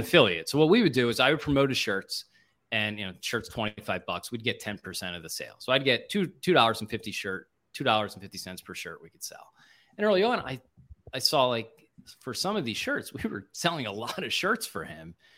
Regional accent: Springfield, Pennsylvania, United States; I grew up in Springfield

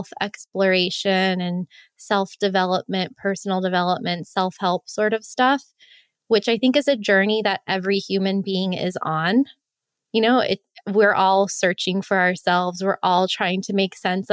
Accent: Miami, Florida, United States; moved away; My family's from Miami

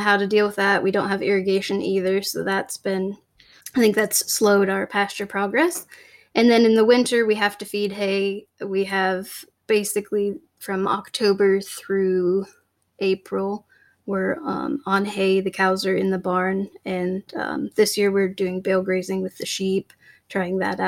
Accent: Washington, United States; We're both born and raised in Washington.

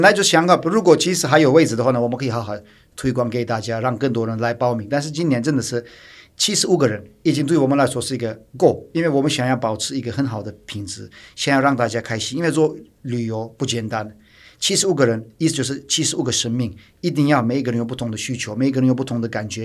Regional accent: Turkey; Chinese is a second language; now in Taiwan; 我是土生土长土耳其人

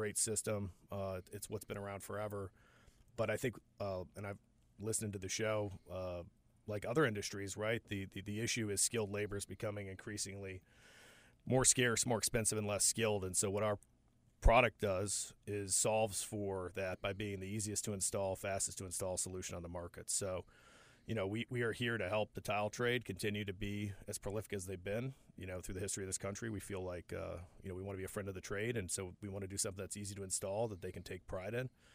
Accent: Upper Peninsula of Michigan, United States; moved away as an adult; also born or lived in Seattle / Ohio; now in Charlotte, United States; Upper Peninsula, both the wife and I f, from elementary school on through high school.

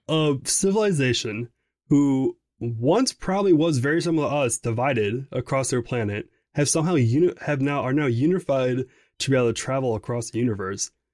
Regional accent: Wisconsin, United States; I'm from Wisconsin

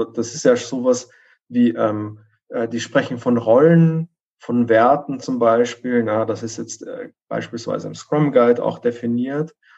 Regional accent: Vienna, Austria; moved away; ich komme ursprünglich aus Wien

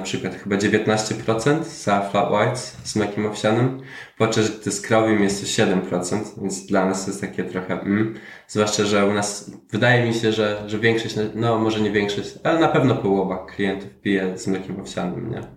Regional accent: Ireland; moved away as an adult; also born or lived in Poland; now in Germany; dorastałem w Irlandii. Um od 10 roku życia

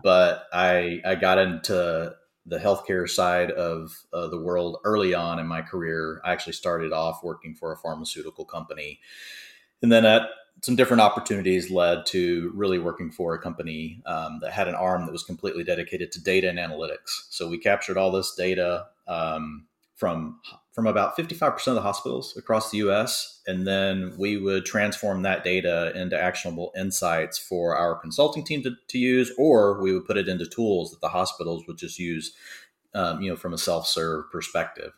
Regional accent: Dallas, Texas, United States; I'm from Dallas

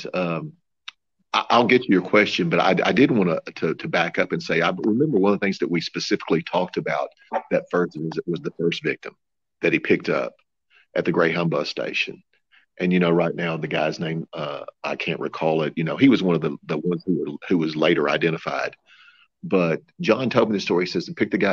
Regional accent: Missouri, United States; I'm from Missouri

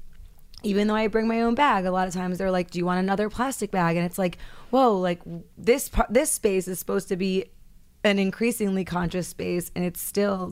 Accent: New York, United States; I'm from New York

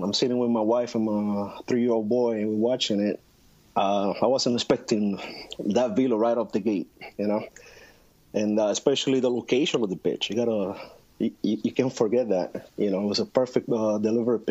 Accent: Puerto Rico; moved away; growing up in Puerto Rico, especially in the 80s

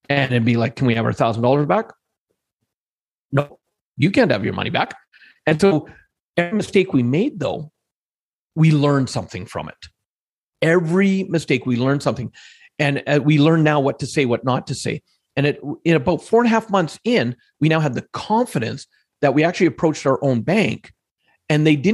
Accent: Alberta, Canada; growing up here where I grew up in Alberta for most of my life

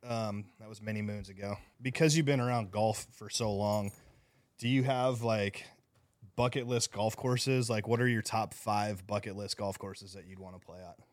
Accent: Scottsdale, Arizona, United States; moved away; I grew up in Scottsdale

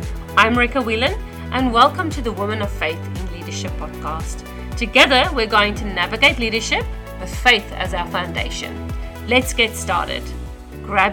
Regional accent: South Africa; accent: South African; moved away as an adult; now in Australia; I was born and raised in South Africa

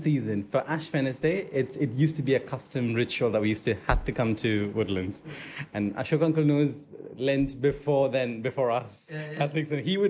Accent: Dubai, United Arab Emirates; also born or lived in Al Qusais, Dubai / Al Garhoud, Dubai; I'm a Karama boy, so I grew up in Karama. Yeah. So when we were Karama residents, we used to come here quite often. Yeah. Then we moved to Gisez.

